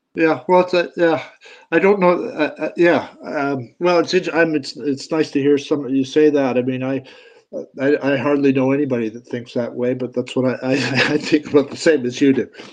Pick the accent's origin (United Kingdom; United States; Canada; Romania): Canada; I'm a Canadian